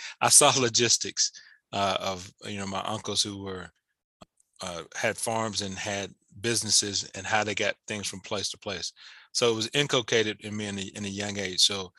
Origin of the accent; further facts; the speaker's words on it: Atlanta, Georgia, United States; also born or lived in Mississippi; Yeah, so I'm originally from Atlanta, Georgia, but I would say I'm from Atlanta and Mississippi. So my family came here when I was, before I can remember. I was born here in the city of Atlanta.